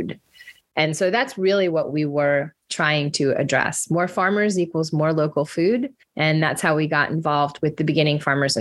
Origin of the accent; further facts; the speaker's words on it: Florida, United States; moved away as an adult; now in New Orleans, United States; I'm a Florida girl